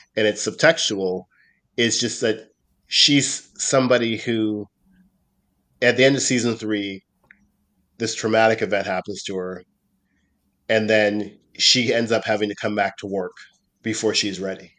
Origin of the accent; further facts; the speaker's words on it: Nova Scotia, Canada; when I was growing up in Nova Scotia